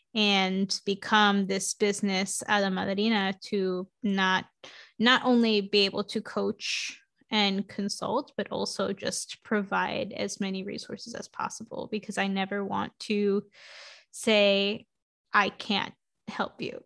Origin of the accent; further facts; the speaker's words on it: New York City, New York, United States; I grew up in New York City in Queens